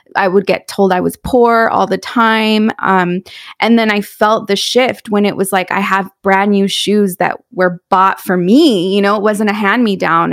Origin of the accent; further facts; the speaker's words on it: San Juan Capistrano, California, United States; also born or lived in San Clemente, California; I was born in San Clemente, California. I grew up in San Juan Capistrano